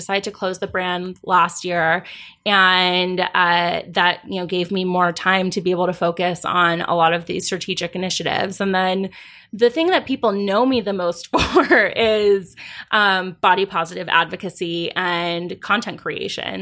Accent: Los Angeles, California, United States; moved away as an adult; now in New York City, United States; I was born and raised in Los Angeles. I moved to New York City 17 years ago this summer

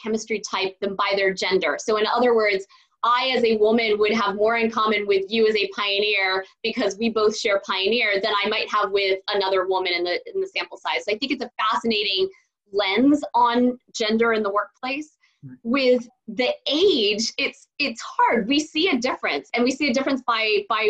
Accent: Silicon Valley, California, United States; I grew up in Silicon Valley

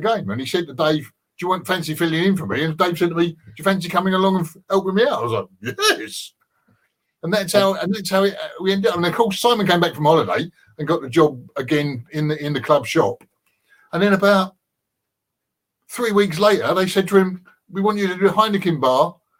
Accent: London, United Kingdom; I grew up in Green Street

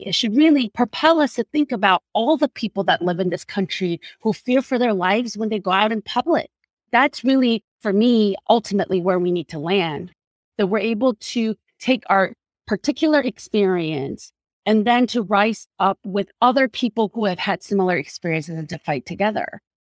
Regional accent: South Korea; now in United States; When I first came to this country, I cannot count the number of times people have approached me because I was a Korean woman

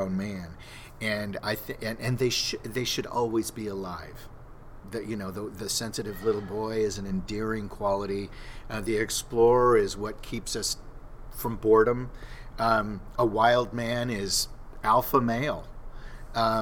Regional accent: Southern California, United States; I grew up in SoCal

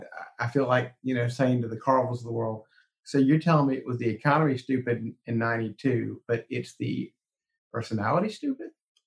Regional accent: South Carolina, United States; I grew up doing politics in South Carolina. So I saw it when I was a kid doing politics

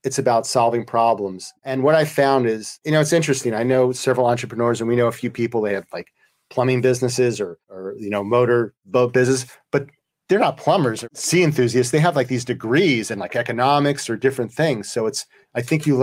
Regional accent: New York, United States; now in St. Louis, United States; I'm from New York, so I know cities. I live in St. Louis

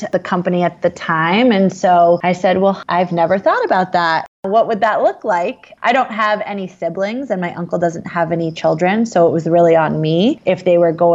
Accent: Vermont, United States; also born or lived in New Jersey; we moved from New Jersey to Vermont in 91, I was 6 years old

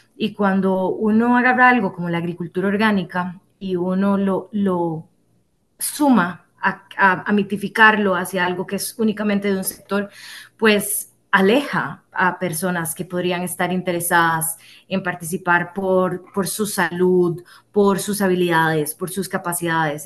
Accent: Costa Rica; nosotros somos ticos

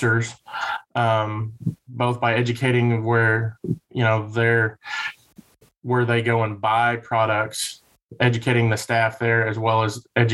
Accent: Kentucky, United States; moved away as an adult; also born or lived in Missouri / Texas; I'm originally from Kentucky

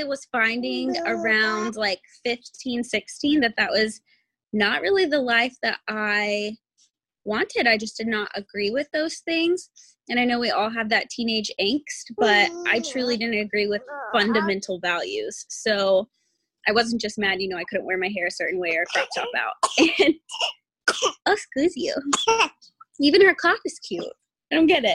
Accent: Wichita, Kansas, United States; also born or lived in Goddard, Kansas; I am actually from Kansas. I'm from Wichita, Kansas. I was born there. I went to school in Goddard, Kansas through ninth grade

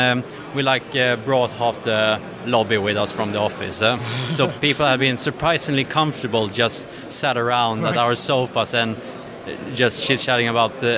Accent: Sweden; I'm from Sweden

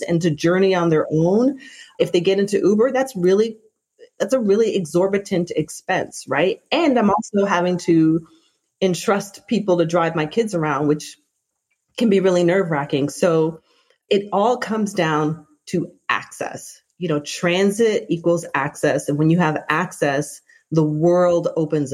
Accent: Toronto, Ontario, Canada; I grew up in Toronto, Canada, where our transit system is called TTC

